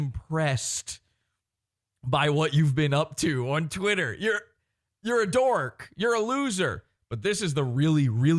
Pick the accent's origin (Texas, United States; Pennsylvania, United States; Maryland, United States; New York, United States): New York, United States; now in New Jersey, United States; I'm so into the sports because I'm from New York. I live in New Jersey.